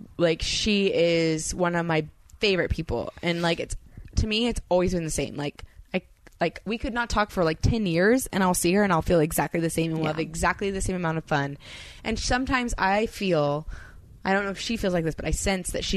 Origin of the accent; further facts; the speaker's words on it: California, United States; I'm from California